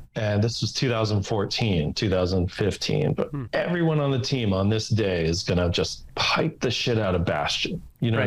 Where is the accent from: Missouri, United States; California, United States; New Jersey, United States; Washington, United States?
New Jersey, United States; moved away as an adult; I was from New Jersey